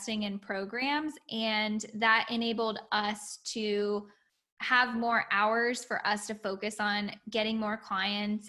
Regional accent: Orlando, Florida, United States; I'm from Orlando

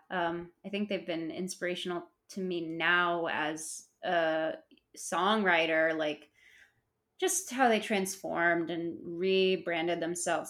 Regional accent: Chicago, Illinois, United States; I grew up in Chicago

